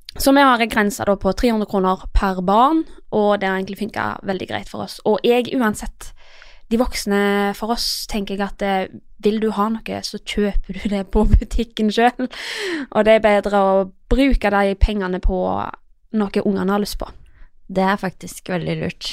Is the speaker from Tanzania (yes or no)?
no; Iceland; now in Norway; Jeg er jo fra Island, så jeg har jo litt andre tradisjoner enn alle andre